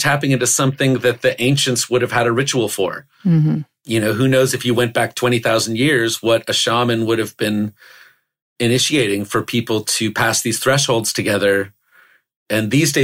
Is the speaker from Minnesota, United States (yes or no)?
no; Oklahoma, United States; I grew up in Oklahoma.